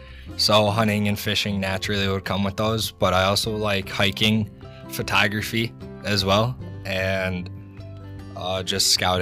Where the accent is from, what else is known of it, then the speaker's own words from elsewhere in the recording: Clifford, Pennsylvania, United States; also born or lived in Fleetville; We are from Fleetville and Clifford.